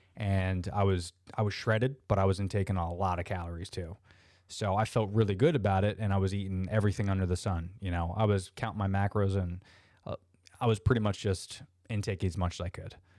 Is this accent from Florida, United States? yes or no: yes; Orlando, Florida, United States; I'm an Orlando, uh, born and, and raised native, which is very rare